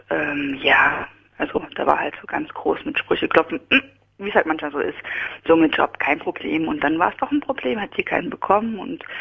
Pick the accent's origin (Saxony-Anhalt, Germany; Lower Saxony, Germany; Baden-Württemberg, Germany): Saxony-Anhalt, Germany; Halle; born there; In Halle an der Saale.